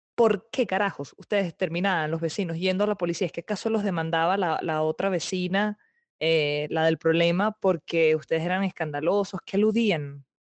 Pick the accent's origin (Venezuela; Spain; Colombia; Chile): Venezuela; moved away; yo soy muy venezolana